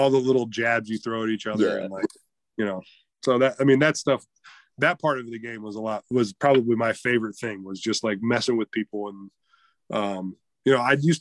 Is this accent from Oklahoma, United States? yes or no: no; Canton, Ohio, United States; I was born in Canton, Ohio